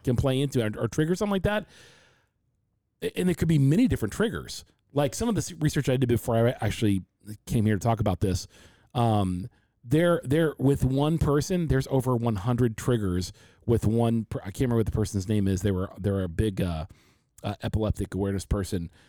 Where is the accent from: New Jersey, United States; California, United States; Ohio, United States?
Ohio, United States; Loveland; also born or lived in Forest Park, Ohio; we come from the Midwest, come to Cincinnati, Ohio, a little suburb outside Cincinnati called Loveland.